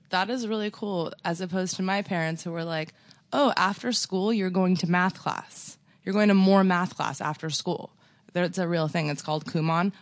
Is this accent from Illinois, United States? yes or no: no; Torrance, California, United States; also born or lived in West Hollywood, California; I grew up in Torrance, which i, there's really nothing there